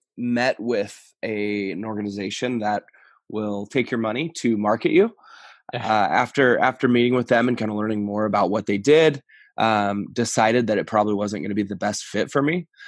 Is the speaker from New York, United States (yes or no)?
no; Reading, Pennsylvania, United States; Yeah, so I think for me, growing up in Reading, we didn't have access to a lot of college baseball.